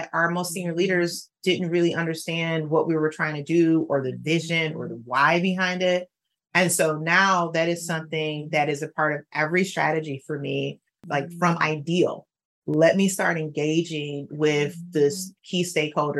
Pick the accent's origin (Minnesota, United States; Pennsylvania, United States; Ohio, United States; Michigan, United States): Michigan, United States; Detroit; I'm from Detroit. I graduated from Detroit Public Schools